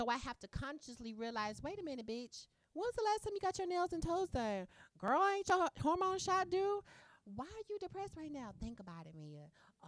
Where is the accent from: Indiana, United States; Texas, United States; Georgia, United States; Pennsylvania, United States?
Indiana, United States; Indianapolis; I'm from Indianapolis.